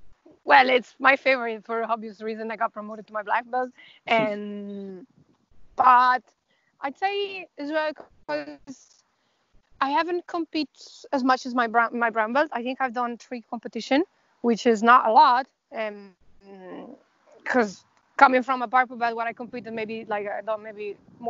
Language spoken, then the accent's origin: English; Dublin, Leinster, Ireland; so we are from Dublin, so we rented the bus.